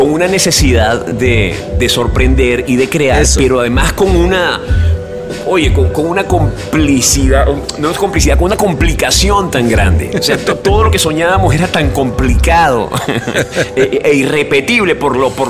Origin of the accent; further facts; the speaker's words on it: Venezuela; moved away as an adult; primero salí de Venezuela, eh, en, las circunstancias que, me fui del país, a mí me resultó una experiencia personal muy amarga